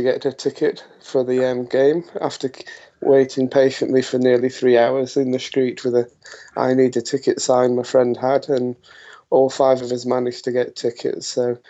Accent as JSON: {"language": "English", "country": "United Kingdom", "said": "us being British and everything, it's still very hot for us over there."}